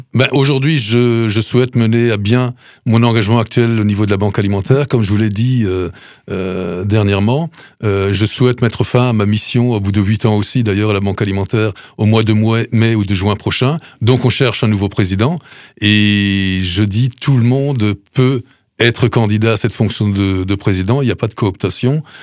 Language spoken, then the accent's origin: French; Sélestat, Grand Est, France; also born or lived in Duttenheim; je suis natif de Celesta